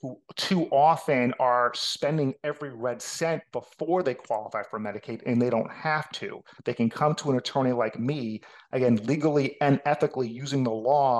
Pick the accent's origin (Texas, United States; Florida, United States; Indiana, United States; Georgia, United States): Florida, United States; North Miami Beach; accent: New York; also born or lived in Atlanta; born and raised in North Miami Beach